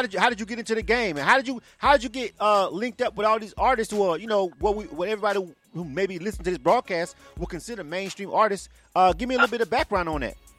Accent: Panama City, Florida, United States; I'm actually from Florida myself, so I'm born and raised uh, in Panama City, Florida

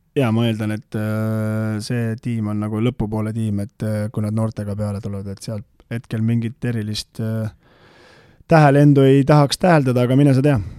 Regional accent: Tamsalu, Lääne-Viru County, Estonia; also born or lived in Rae, Harju County; minu kodukandi tiim

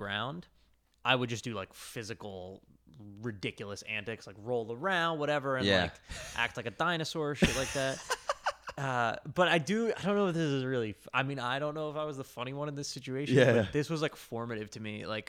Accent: New Jersey, United States; Like, ultimately, I'm a dude from New Jersey, grew up with brothers and played sports.

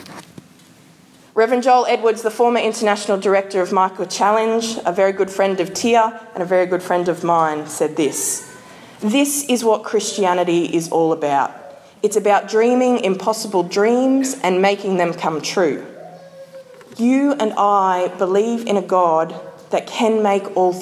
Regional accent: Queensland, Australia; as a Queenslander

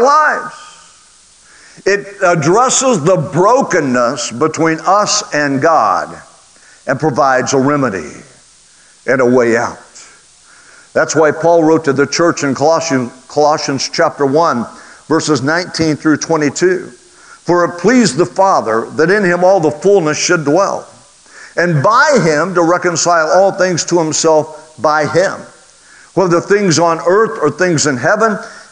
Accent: Oklahoma, United States; I grew up in Oklahoma

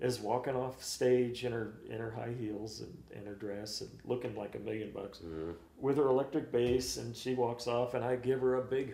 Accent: Kansas City, Missouri, United States; we're all from Kansas City

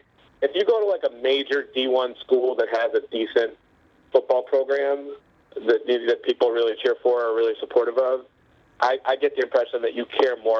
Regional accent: Chicago, Illinois, United States; I grew up in Chicago

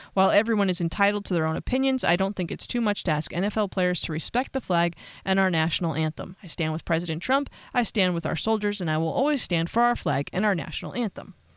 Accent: United States; As an American

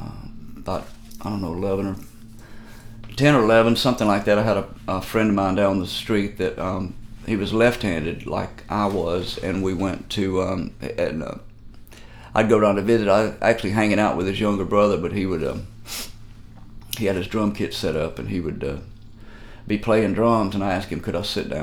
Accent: Mississippi, United States; a normal kid growing up in Mississippi

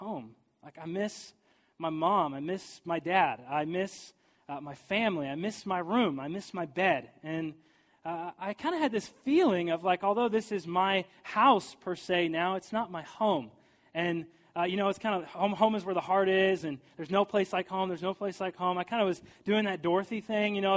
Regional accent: St. Joseph, Missouri, United States; now in St. Louis, United States; I moved from St. Joseph, Missouri to here to St. Louis

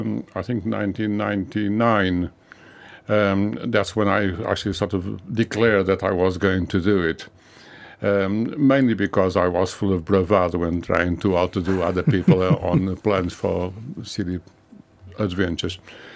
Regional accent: Lisbon, Portugal; born there; English is a second language; moved away; I was born in Lisbon.

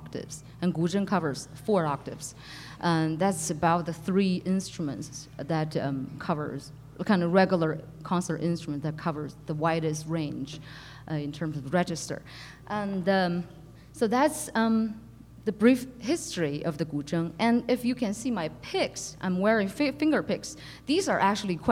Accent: Beijing, China; moved away as an adult; now in United States; I'm originally from Beijing. Was born and raised in Beijing, and came to the States when I was in sophomore year to study music

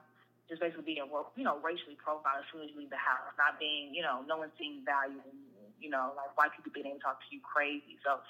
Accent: Atlanta, Georgia, United States; I grew up on the South Side, in East Point. So that's basically Atlanta.

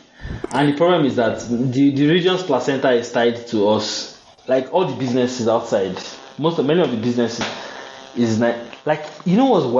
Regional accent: Nigeria; I've never experienced it in my life as a Nigerian.

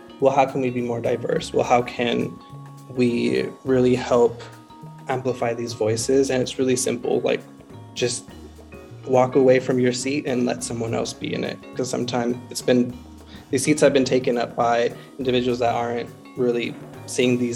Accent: the West Side, Utah, United States; I grew up on the West Side

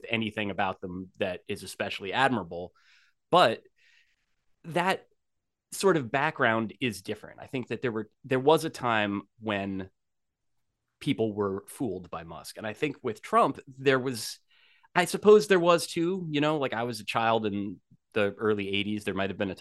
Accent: New Jersey, United States; I grew up in New Jersey

